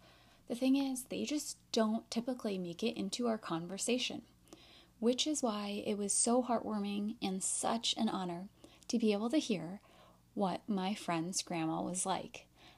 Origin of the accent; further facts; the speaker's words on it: United States; Growing up in the States as a kid, I think my idea of a grandmother was this soft, kind, super sweet lady who would bake you cookies and cake and tell you that everything was okay.